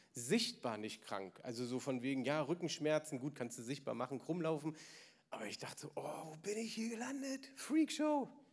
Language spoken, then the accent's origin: German; Berlin, Germany; ich bin im Osten aufgewachsen